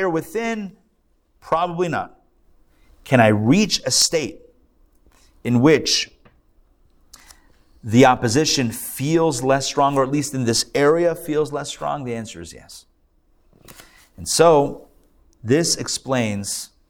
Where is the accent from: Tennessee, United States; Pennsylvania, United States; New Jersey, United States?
Pennsylvania, United States; Pittsburgh; now in Atlanta, United States; I'm from Pittsburgh